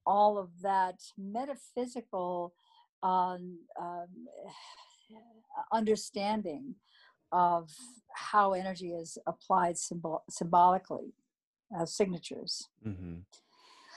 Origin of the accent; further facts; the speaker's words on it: Sacramento, California, United States; also born or lived in Napa, California; I grew up on the West Coast in Sacramento, California, born in Napa. So I'm a Northern California girl